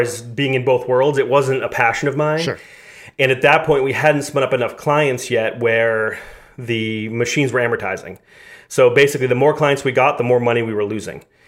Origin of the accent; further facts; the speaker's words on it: Massachusetts, United States; moved away as an adult; also born or lived in Los Angeles / New York City; We're both from Massachusetts